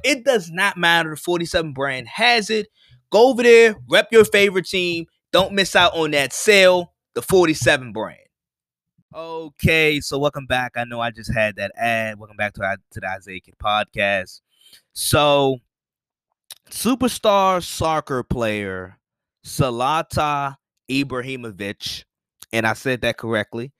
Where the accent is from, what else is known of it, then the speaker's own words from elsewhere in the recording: United States; an American citizen